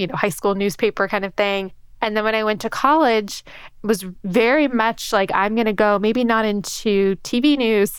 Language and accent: English; New York City, New York, United States; I grew up in New York City.